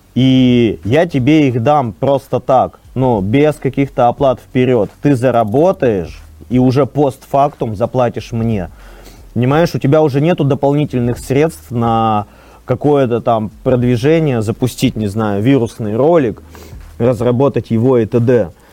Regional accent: Arkhangelsk, Arkhangelsk Oblast, Russia; я из Архангельска

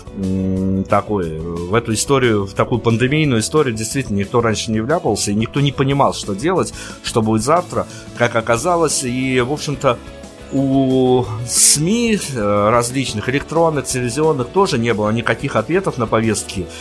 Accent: Belarus; кроме нас, кроме белорусов

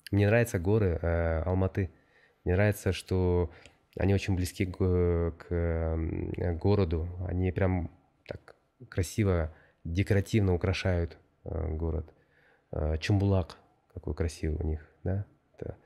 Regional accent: Bishkek, Kyrgyzstan; moved away as an adult; also born or lived in France / Almaty, Kazakhstan / Hong Kong; now in Boston, United States; конечно, Бишкек это мой родной город

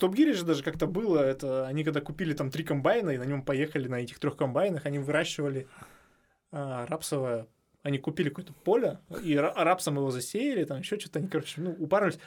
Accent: Miass, Chelyabinsk Oblast, Russia; я человек, который все детство провел в Миасе, да, ну, все маленькое детство, потому что у меня там бабушка жила

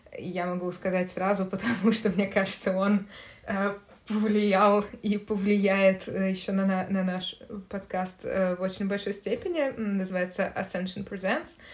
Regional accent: Moscow, Russia; Я тоже родилась и выросла в Москве

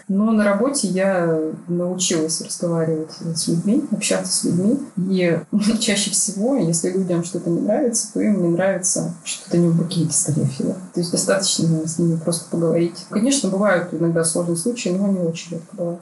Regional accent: Barnaul, Altai Krai, Russia; moved away as an adult; also born or lived in Saint Petersburg; я архитектор из Барнаула новоиспечённый, я решила, что нужно переезжать в Питер

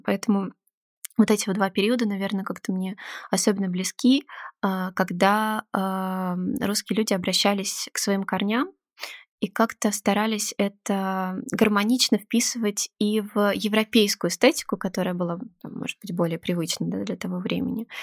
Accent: Moscow, Russia; я правда родилась и выросла в Москве

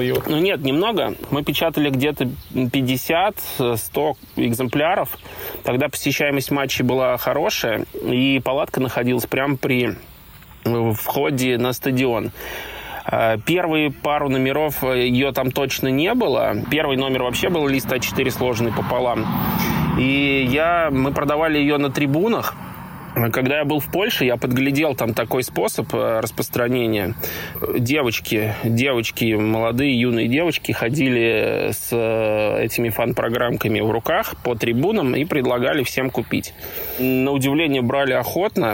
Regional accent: Zelenograd, Moscow, Russia; фанатом Зеленограда команда из моего родного города

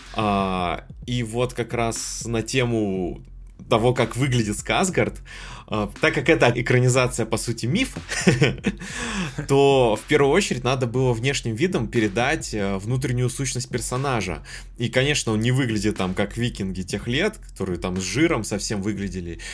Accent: Kamchatka Krai, Russia; я с Камчатки

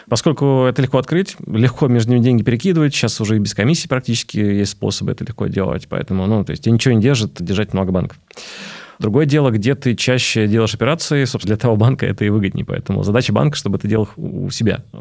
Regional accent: Belarus; Я вижу просто белорус, поэтому мне не все открывают карты.

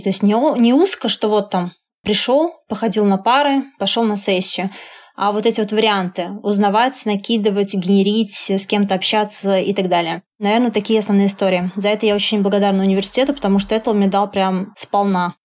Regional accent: Samara, Samara Oblast, Russia; я родилась в Самаре, и поэтому заканчивала университет в Самаре

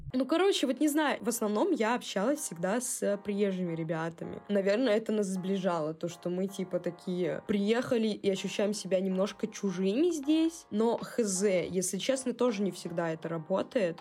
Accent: Cherepovets, Vologda Oblast, Russia; now in Saint Petersburg, Russia; когда уехала из Череповца, первое время я общалась с череповецкими ребятами, просто те, кто поехал со мной в Питер

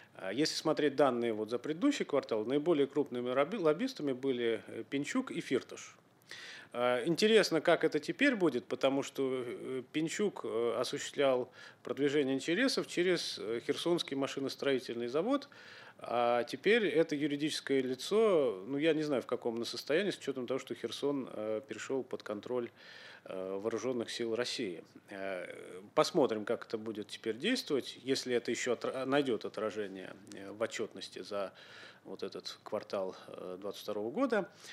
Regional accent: Ukraine; moved away; Я родился на Украине, я учился на Украине.

